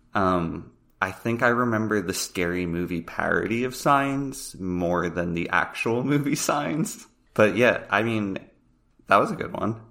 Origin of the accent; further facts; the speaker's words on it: Pennsylvania, United States; I'm from Pennsylvania